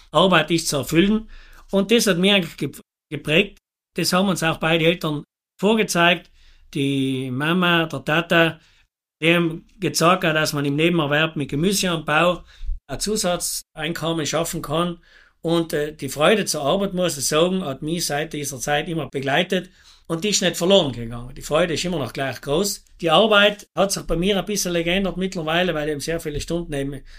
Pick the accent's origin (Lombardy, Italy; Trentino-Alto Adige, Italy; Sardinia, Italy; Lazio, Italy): Trentino-Alto Adige, Italy; Bolzano; bin 49 Jahre jung, komme aus Botzengries. Wir haben einen Obst- und Weinhof